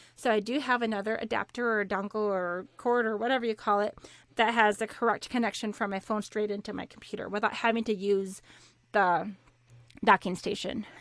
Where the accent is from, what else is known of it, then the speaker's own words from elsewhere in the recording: Minnesota, United States; moved away; I grew up in Minnesota